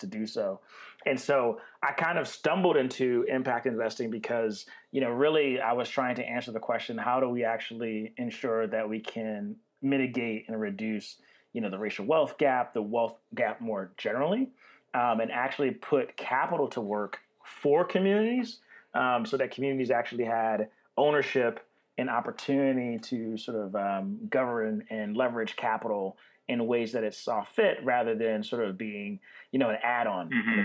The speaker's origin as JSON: {"language": "English", "town": "Baltimore", "region": "Maryland", "country": "United States", "moved": "as an adult", "lives_now": "Oakland, United States", "said": "I'm from Baltimore City, Baltimore, Maryland. I moved to Oakland about 2.5 years ago"}